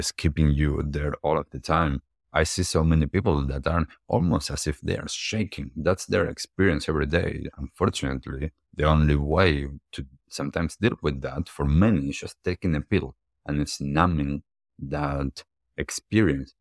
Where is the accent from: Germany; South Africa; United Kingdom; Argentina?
Argentina; also born or lived in United States / New York / Miami / California; now in New Zealand; from when I grew up in Argentina, as I lived in different places around the world, and now in New Zealand